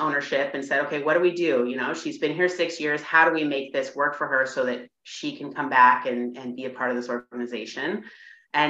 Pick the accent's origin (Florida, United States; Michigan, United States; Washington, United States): Washington, United States; moved away; I was from Washington